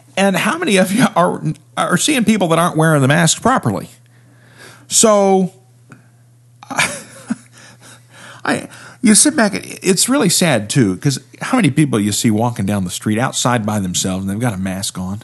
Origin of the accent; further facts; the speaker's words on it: Appalachia, United States; I'm from the Appalachian region.